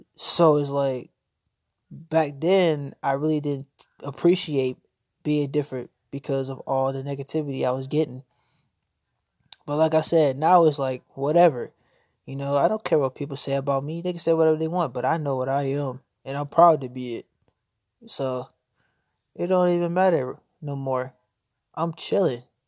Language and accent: English; Norfolk, Virginia, United States; also born or lived in Chesapeake, Virginia; I was born and raised in Virginia, specifically Norfolk.